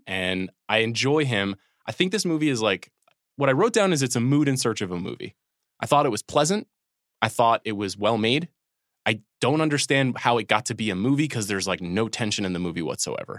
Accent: New York, United States; moved away; that's the New York in me coming down

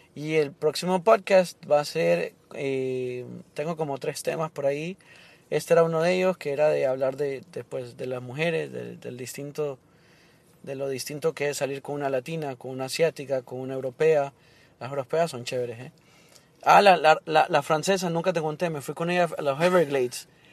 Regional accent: Honduras; now in Miami, United States

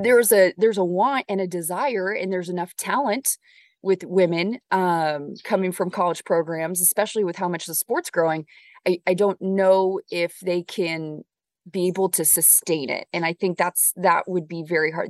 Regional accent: Orange County, Southern California, United States; moved away; when I was growing up in Southern California, in Orange County

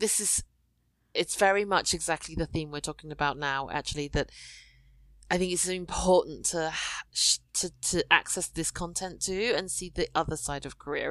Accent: United Kingdom; I'm British Chinese

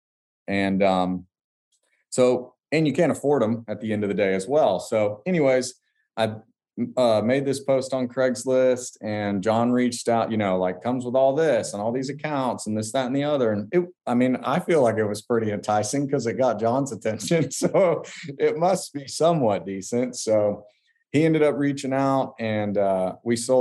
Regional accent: Hastings, Florida, United States; we're in a small little one light town, Hastings, Florida, and essentially it's a little farming town

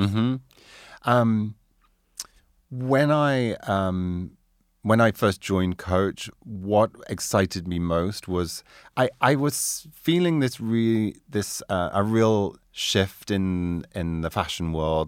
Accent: Doncaster, Yorkshire and the Humber, United Kingdom; also born or lived in Carlisle, Cumbria; now in New York, United States; I was born in South Yo-, Doncaster, South Yorkshire

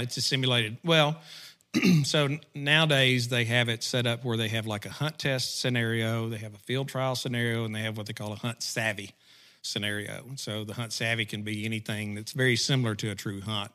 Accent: McGehee, Arkansas, United States; also born or lived in Pea Ridge, Arkansas; I grew up in, uh, small town, Southeast Arkansas called McGee, Arkansas

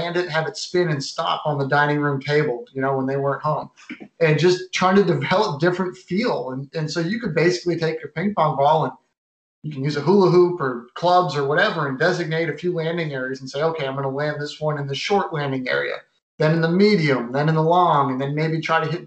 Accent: Massachusetts, United States; moved away; I grew up in Massachusetts

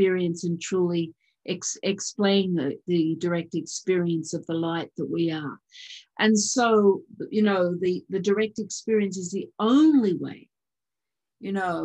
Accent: Australia; moved away; I am an Australian citizen, but I'm not a resident.

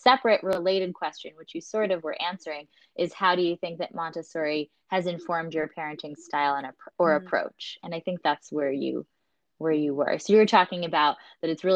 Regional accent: United States; I'm American

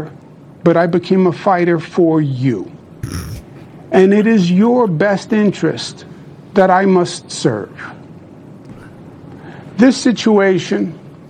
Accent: New York, United States; I'm a New Yorker, born and bred.

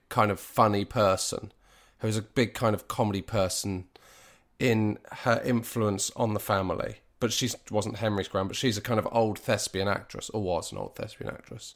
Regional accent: Dartmoor, South West England, United Kingdom; also born or lived in Bristol; I grew up in Br, Bristol f, to the age of three and a half, and then we moved to Dartmoor.

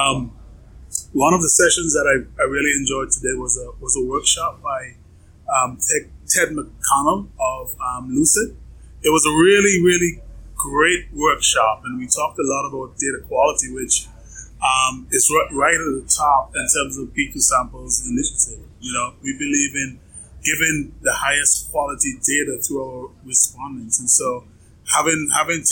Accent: Atlanta, Georgia, United States; my hometown of Atlanta

